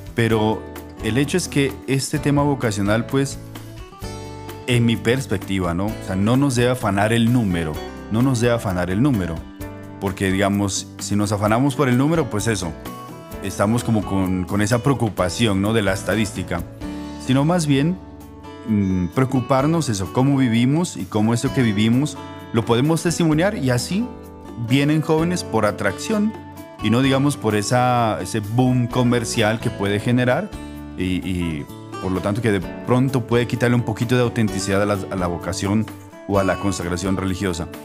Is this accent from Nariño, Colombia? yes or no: yes; El Tambo, Nariño, Colombia; moved away as an adult; also born or lived in Boyacá; now in Rome, Italy; yo soy de Nariño, yo soy de, de, del tambo Nariño